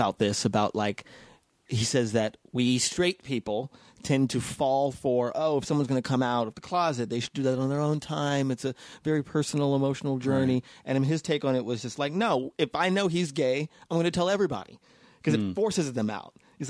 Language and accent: English; Las Vegas, Nevada, United States; growing up in Vegas, I got actually just in Vegas last weekend because I went to this performing arts high school in Vegas Las Vegas Academy.